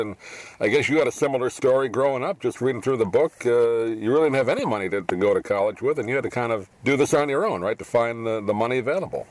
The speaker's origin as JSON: {"language": "English", "region": "New York", "country": "United States", "tie": "born or raised there", "moved": "yes", "said": "I grew up in New York"}